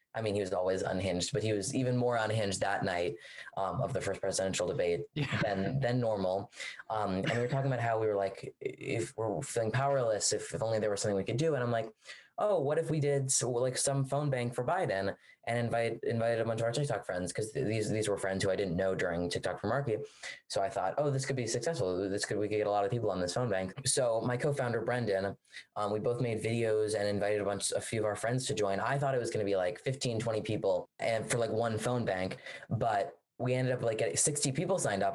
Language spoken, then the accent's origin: English; Washington, District of Columbia, United States; I'm from Washington, D.C.